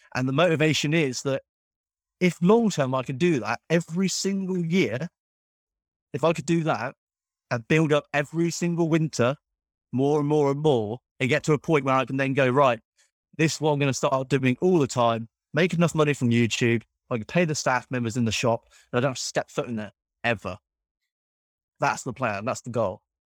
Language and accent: English; Cornwall, South West England, United Kingdom; I'm from Cornwall